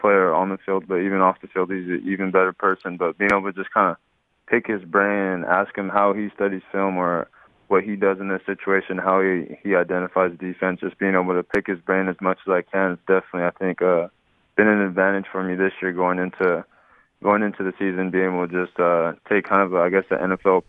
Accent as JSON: {"language": "English", "town": "Dinuba", "region": "California", "country": "United States", "tie": "born or raised there", "also_born_or_lived": "Oregon", "moved": "as an adult", "said": "my hometown"}